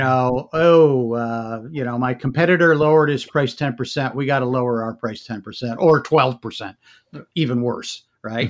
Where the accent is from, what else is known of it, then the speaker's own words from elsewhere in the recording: Michigan, United States; moved away as an adult; also born or lived in New Jersey; I grew up in Michigan